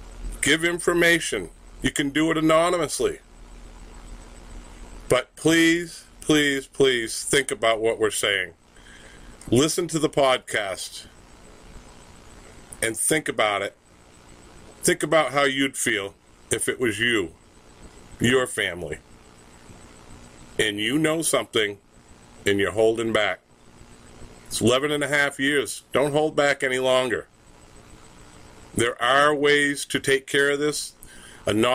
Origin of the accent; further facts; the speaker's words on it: Littleton, New Hampshire, United States; also born or lived in Sugar Hill, New Hampshire; I was born in Littleton, 57 years old. And pretty much been here my whole life